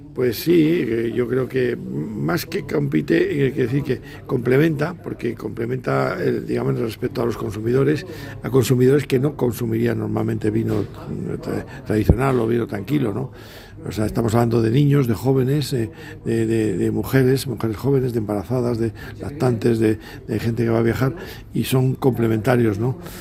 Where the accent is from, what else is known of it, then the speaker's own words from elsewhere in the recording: Spain; todos los que somos españoles